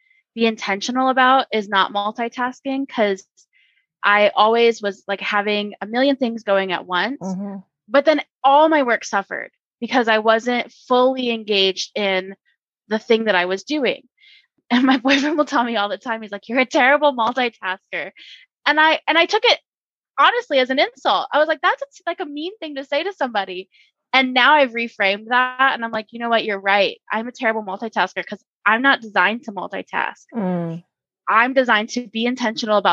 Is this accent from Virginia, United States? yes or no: yes; Virginia, United States; I grew up in Virginia, so we had huge Amish and Mennonite communities in our area